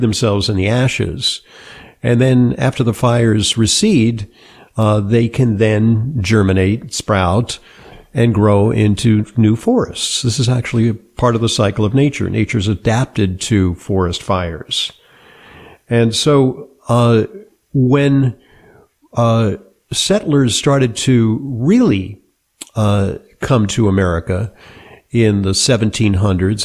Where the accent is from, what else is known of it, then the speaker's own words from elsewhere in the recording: Santa Monica, California, United States; I grew up in Southern California in Santa Monica